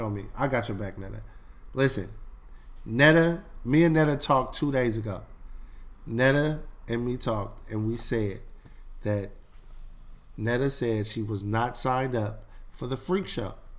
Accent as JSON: {"language": "English", "town": "Oakland", "region": "California", "country": "United States", "said": "I'm from East Oakland. I went to school"}